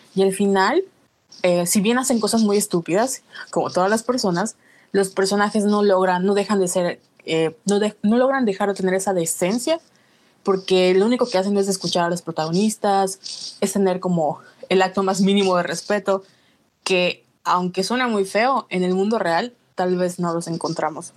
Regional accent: Mexico; como mexicanos

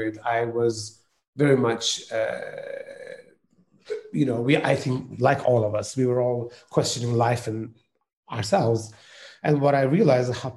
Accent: Turkey; moved away; I come from Turkey. And when I was studying in the music college, I studied piano and cello in the conservatoire in Turkey

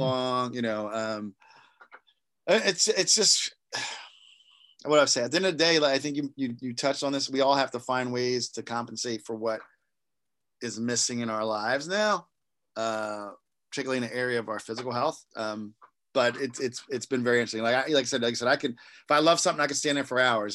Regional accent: East Coast, United States; I'm from the East Coast

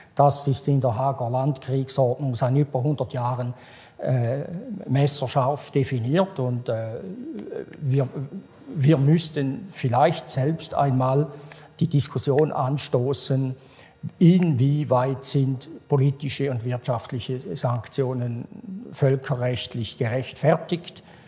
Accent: Switzerland; als Schweizer und als Europäer

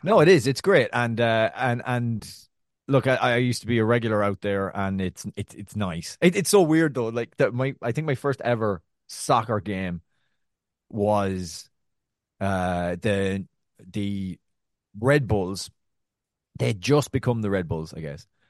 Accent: Ireland; also born or lived in New York; now in Brooklyn, United States; I'm Irish

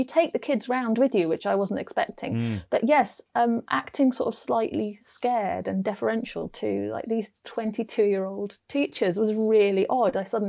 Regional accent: Lincoln, East Midlands, United Kingdom; So when I said I was from Lincoln, people would go, oh, a lovely castle. I was like, yeah, but that's not where you spend your teen years.

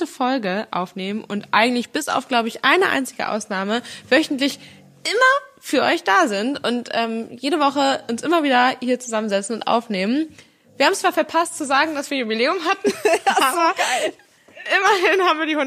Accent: Northern Germany, Germany; Für uns als Norddeutsche ist das Hamburger Derby natürlich so oder so ein Highlight.

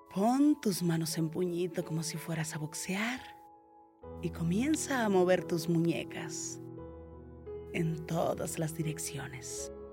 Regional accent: Mexico; En mi país, México

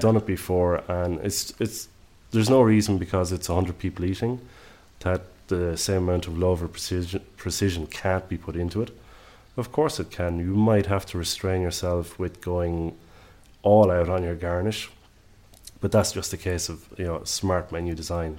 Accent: Ireland; accent: Irish; moved away as an adult; now in Southern Highlands, Australia; the accent will tell you straight away I'm Irish

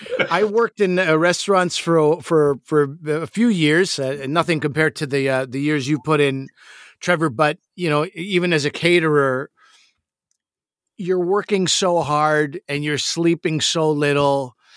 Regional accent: South Shore of Montreal, Quebec, Canada; These are guys who I grew up with in the South Shore of Montreal.

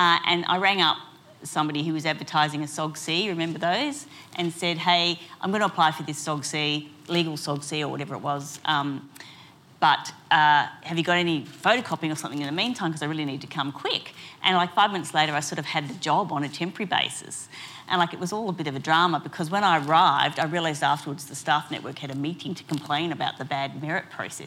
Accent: Canberra, Australian Capital Territory, Australia; also born or lived in Melbourne; we moved to Canberra and I grew up here

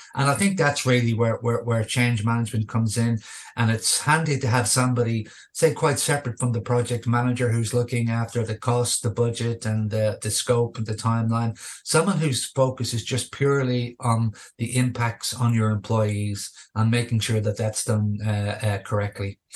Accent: Dublin, Leinster, Ireland; moved away as an adult; also born or lived in Australia; I returned um, back home to here to my hometown uh, of Dublin.

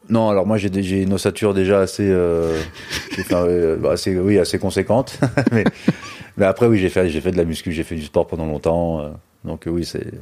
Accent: Finistère, Brittany, France; je suis breton euh, du, Finistère

